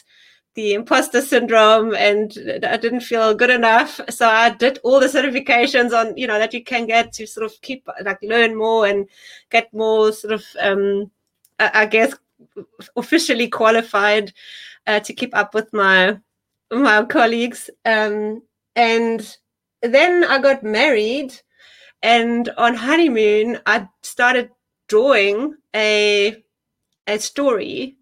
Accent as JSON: {"language": "English", "country": "Germany", "tie": "born or raised there", "moved": "as an adult", "lives_now": "South Africa", "said": "So originally I'm actually from Germany. So I grew up there. And then in my early 20s, I moved to South Africa for an internship"}